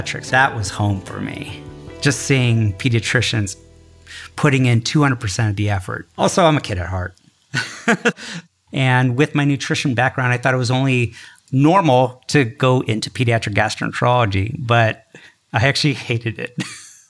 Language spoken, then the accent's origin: English; San Francisco Bay Area, California, United States; moved away as an adult; also born or lived in Newark, New Jersey / Caribou, Maine; now in New York, United States; I was born and raised in the San Francisco Bay Area to Indian immigrants